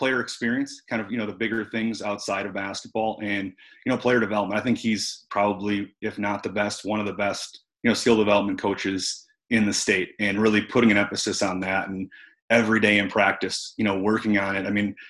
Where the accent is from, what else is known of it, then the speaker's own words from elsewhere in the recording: St. Paul, Minnesota, United States; I grew up in St. Paul